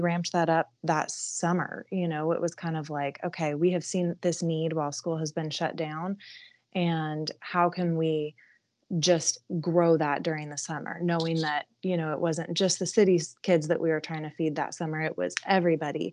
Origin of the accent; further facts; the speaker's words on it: San Diego, California, United States; moved away as an adult; now in Cartersville, United States; I'm from San Diego